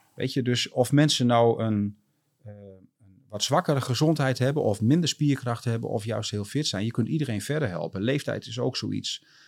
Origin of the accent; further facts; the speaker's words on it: Groningen, Netherlands; ik ben eh, geboren en getogen eh, Groninger.